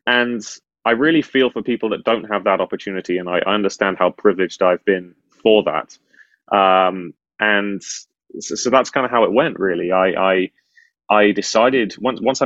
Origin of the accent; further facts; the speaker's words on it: United Kingdom; as a Brit